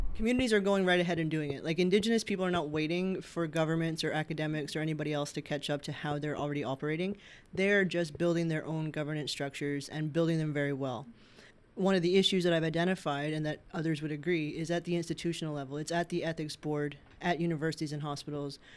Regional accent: Happy Valley-Goose Bay, Newfoundland and Labrador, Canada; I'm originally from Happy Valley Goose Bay in Labrador

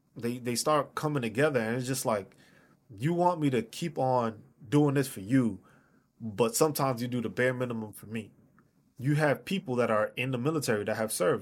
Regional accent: New York City, New York, United States; I'm from New York City.

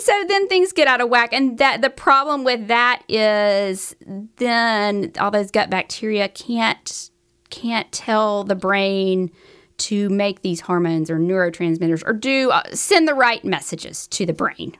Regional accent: the South, United States; accent: southern; my southern accent

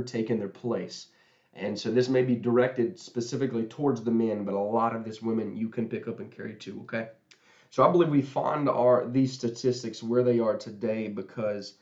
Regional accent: Huntington, West Virginia, United States; where I'm from Huntington, West Virginia.

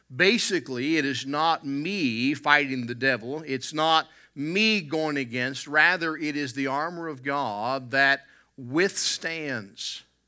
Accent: the South, United States; growing up in the South

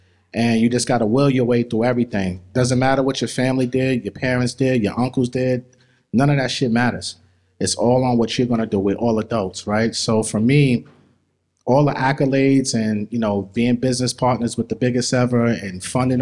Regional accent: New York City, New York, United States; also born or lived in Queens, New York; I was born in Brooklyn, raised in Brooklyn

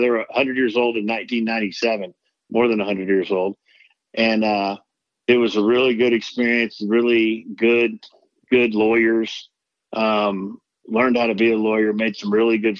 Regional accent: Dallas, Texas, United States; I grew up in Dallas, Texas. I'll be turning 50 here in about a month.

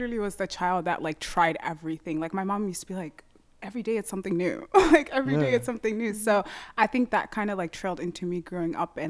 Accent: Minneapolis, Minnesota, United States; also born or lived in St. Paul; I was born and raised here in Minneapolis, and I just grew up.

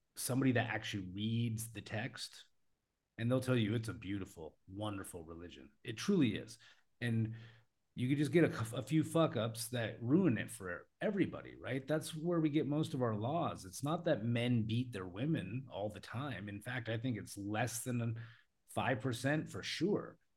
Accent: United States; I come from America

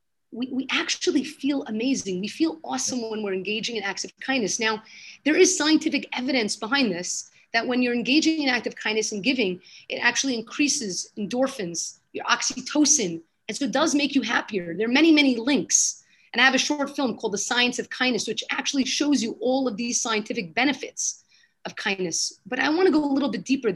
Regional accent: New York City, New York, United States; moved away as an adult; now in Jerusalem, Israel; I was born in Brooklyn, lived there my whole life

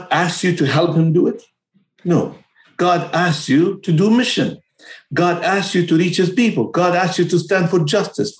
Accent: Palestine; moved away as an adult; also born or lived in Romania; now in United Kingdom; I'm from Palestine

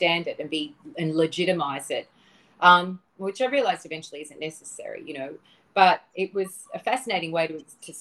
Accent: Australia; moved away as an adult; also born or lived in Los Angeles; growing up in the Australian suburbs with a lot of bush and a lot of nature

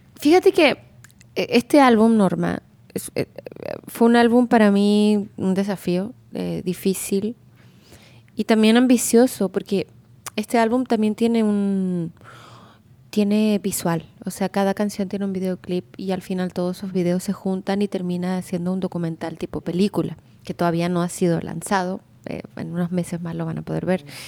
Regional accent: Chile; moved away as an adult; now in Mexico; yo soy de Chile y allá es más difícil, o sea, por lo menos yo que crecí en los 90

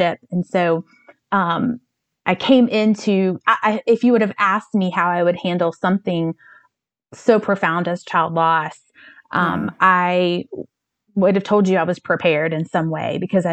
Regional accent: North Carolina, United States; also born or lived in New York City; now in Chicago, United States; I'm from North Carolina, but my family, we've been living in Chicago since spring of 2016

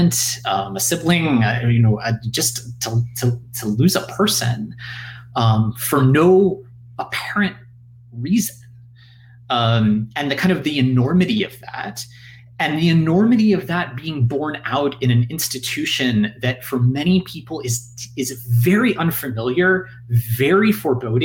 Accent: United States; as an American

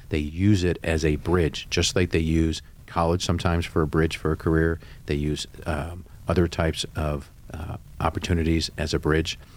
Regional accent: California, United States; I grew up playing sports in Southern California, and I was going to be the next shortstop for the Dodgers.

